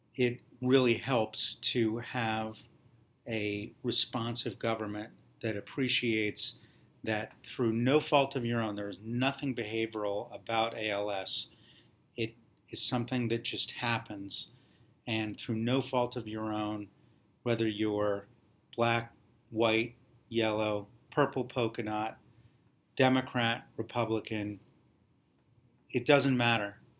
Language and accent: English; Columbus, Ohio, United States; moved away as an adult; now in New Jersey, United States; when you're from Ohio